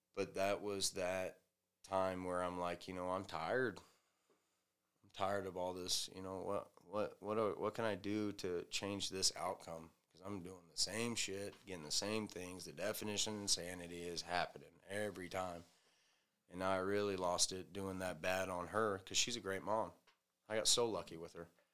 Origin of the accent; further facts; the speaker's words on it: the South, United States; moved away; I'm from the South